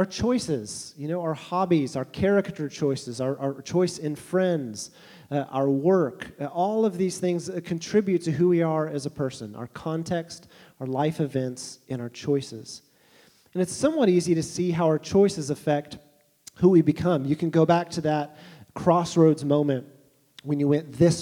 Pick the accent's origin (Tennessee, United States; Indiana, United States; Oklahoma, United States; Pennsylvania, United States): Oklahoma, United States; Tulsa; I was born in Tulsa, Oklahoma in the mid-80s